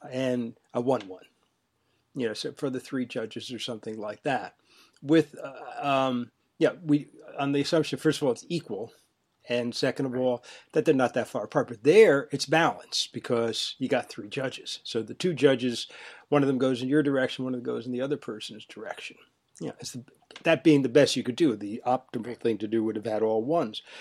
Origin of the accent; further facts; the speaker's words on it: Northeast, United States; I'm from the Northeast